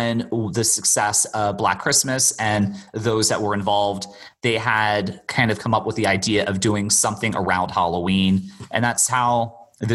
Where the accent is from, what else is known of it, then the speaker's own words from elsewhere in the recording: Bermuda; for the most part, I grew up in Bermuda